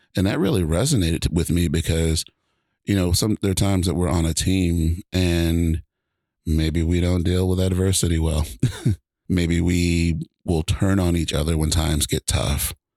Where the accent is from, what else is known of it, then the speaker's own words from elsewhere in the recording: Georgia, United States; now in Washington, United States; I grew up in Georgia. I live in Washington now.